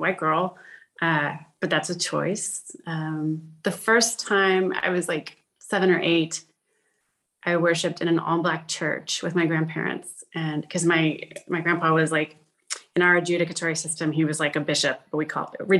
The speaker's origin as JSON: {"language": "English", "region": "Colorado", "country": "United States", "tie": "born or raised there", "also_born_or_lived": "Fort Worth, Texas", "said": "I grew up mostly in Colorado. That's where I was born and raised"}